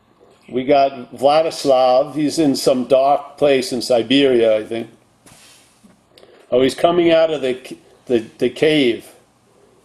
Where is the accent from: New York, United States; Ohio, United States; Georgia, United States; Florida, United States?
New York, United States; I met a lot of Ramonas growing up in New York